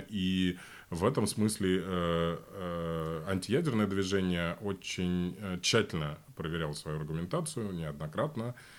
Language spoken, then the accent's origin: Russian; Voronezh Oblast, Russia; moved away as an adult; now in Berlin, Germany; Я жил э, большую часть своей жизни 40 километров от одной атомной станции